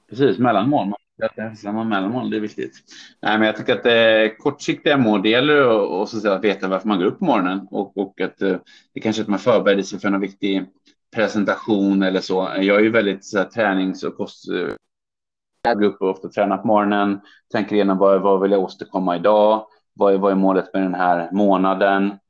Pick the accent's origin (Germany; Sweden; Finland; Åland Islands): Sweden; moved away as an adult; also born or lived in Hong Kong; now in Beijing, China; för mig som svensk